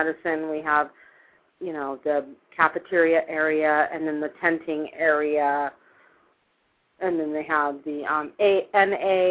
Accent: Long Beach, California, United States; moved away as an adult; also born or lived in Hawaii / New Orleans, Louisiana / St. Louis, Missouri; now in Utah, United States; I was born and raised in Long Beach, California.

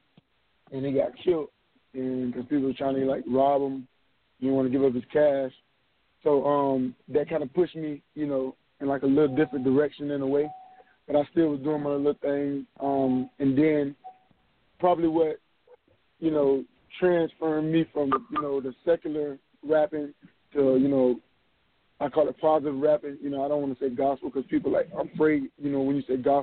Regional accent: Florida, United States; I'm from Florida

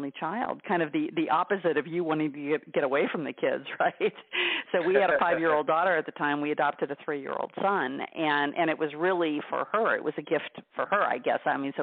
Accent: Greenfield, Indiana, United States; when I was growing up in Greenfield, Indiana

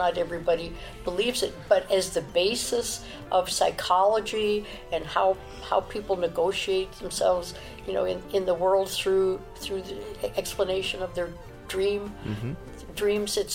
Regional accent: Chicago, Illinois, United States; I was brought up in Chicago where you didn't see a lot of black people in my neighborhood

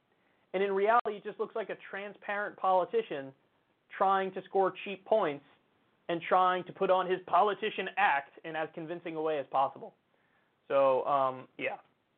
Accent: Midwest, United States; I'm from the Midwest

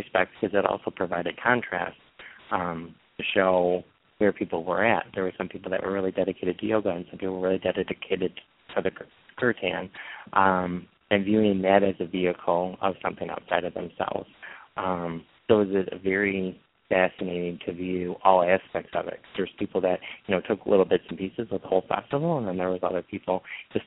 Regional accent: Michigan, United States; I'm from Michigan, so northern Michigan

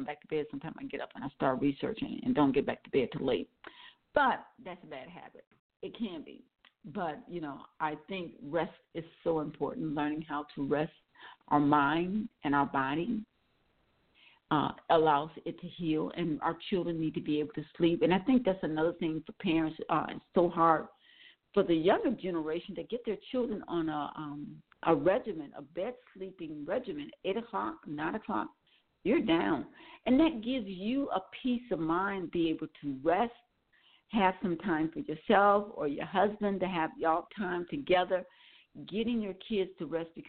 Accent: Milwaukee, Wisconsin, United States; As I said, I'm from Wisconsin, Milwaukee, Wisconsin, and years ago, not now, years ago, I used to be able to tell you when it was going to rain and when the temperature was going to drop.

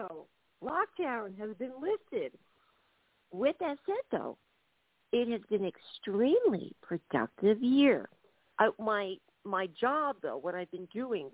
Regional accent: United States; moved away as an adult; now in Dublin, Ireland; I'm an American, but I'm living in Dublin, Ireland right now

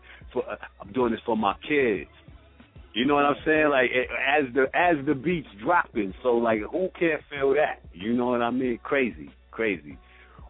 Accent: New York City, New York, United States; I'm from Brooklyn

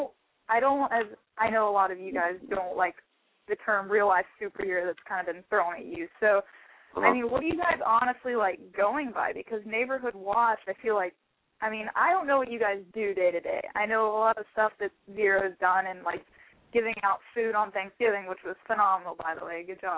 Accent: Lake City, United States; I'm from Lake City.

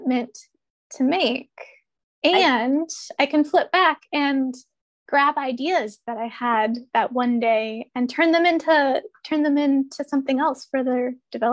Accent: Ohio River Valley, United States; moved away; also born or lived in Pacific Northwest; I grew up in the Ohio River Valley, which is ecologically just very different

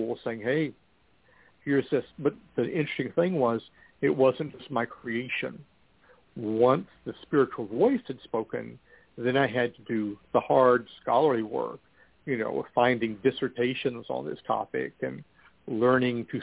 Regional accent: Amarillo, Texas, United States; now in Austin, United States; my hometown of Amarillo

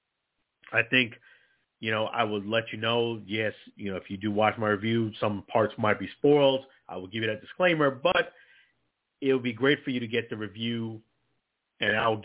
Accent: New York City, New York, United States; I'm from Brooklyn, New York. I'm a New Yorker

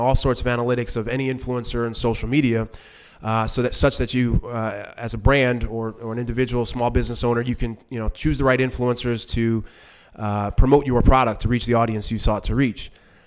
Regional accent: New York City, New York, United States; I grew up in New York City

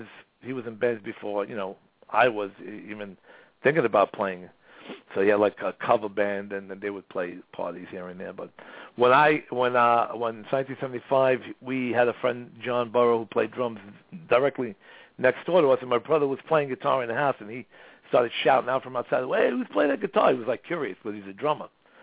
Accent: Brooklyn, New York, United States; so I was born in Brooklyn, East New York.

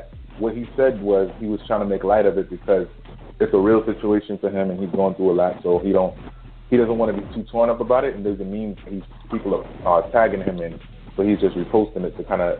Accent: New York City, New York, United States; But I'm definitely not from Harlem. I'm from Brooklyn.

